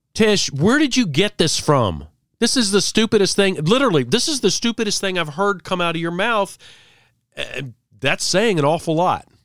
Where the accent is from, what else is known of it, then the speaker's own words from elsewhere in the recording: Virginia, United States; I'm from Virginia.